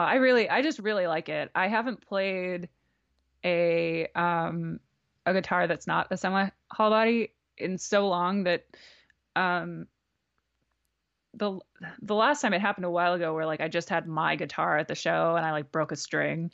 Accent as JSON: {"language": "English", "region": "New Jersey", "country": "United States", "tie": "born or raised there", "also_born_or_lived": "Brooklyn / Philadelphia", "moved": "as an adult", "lives_now": "Los Angeles, United States", "said": "growing up in New Jersey"}